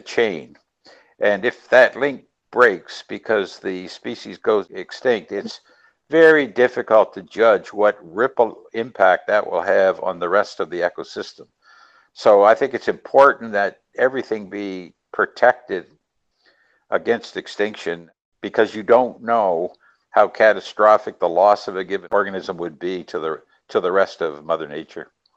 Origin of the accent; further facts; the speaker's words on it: New Brunswick, Canada; now in Nova Scotia, Canada; Originally, we're from New Brunswick, and during our New Brunswick time, we patronized Fundy National Park